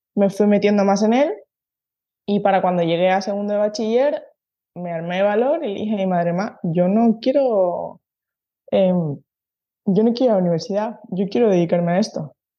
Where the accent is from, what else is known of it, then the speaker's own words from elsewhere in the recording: San Cristóbal de La Laguna, Canary Islands, Spain; moved away as an adult; now in Basque Country, Spain; yo soy de Tenerife, ¿no? De un, de un barrio de, La Laguna.